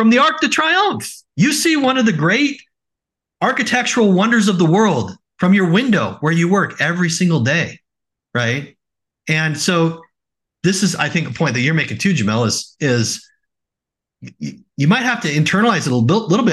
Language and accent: English; Oregon, United States; now in Salt Lake City, United States; I grew up in Oregon and I framed houses.